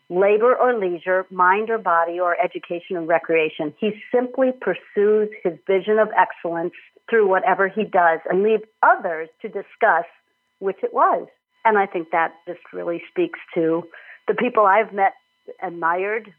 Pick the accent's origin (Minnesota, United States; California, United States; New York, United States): Minnesota, United States; moved away as an adult; also born or lived in Illinois; I'm from Minnesota originally, went to school in Illinois